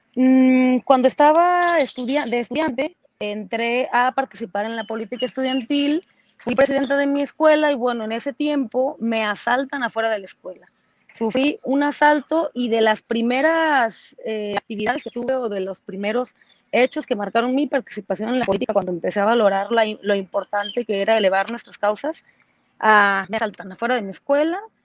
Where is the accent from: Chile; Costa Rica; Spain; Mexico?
Mexico; lo que ahora soy, no solamente como mexicana